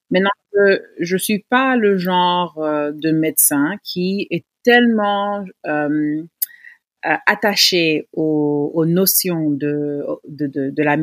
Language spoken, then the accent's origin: French; Senegal; notre vie sexuelle en tant que Sénégalaise.